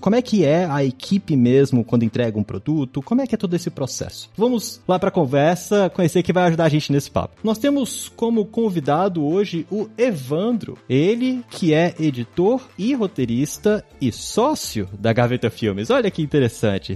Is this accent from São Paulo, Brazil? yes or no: no; Brasília, Federal District, Brazil; Eu sou de Brasília